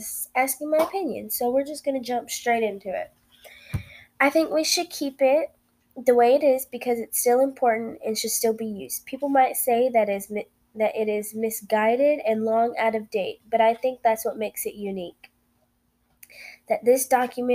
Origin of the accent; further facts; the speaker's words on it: United States; as an American citizen.